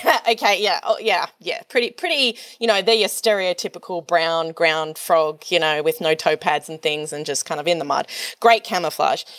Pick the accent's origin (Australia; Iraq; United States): Australia; as an Australian